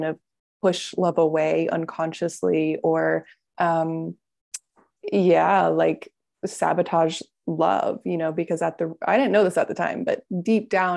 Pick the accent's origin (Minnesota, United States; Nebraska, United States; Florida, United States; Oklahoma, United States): Florida, United States; I'm from Florida